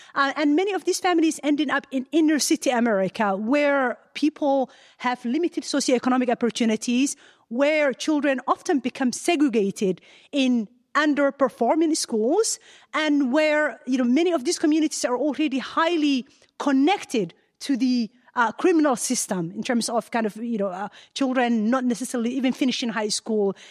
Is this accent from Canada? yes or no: yes; Ottawa, Ontario, Canada; moved away as an adult; now in United States; I've got all my education, my whole family's in Ottawa, Canada.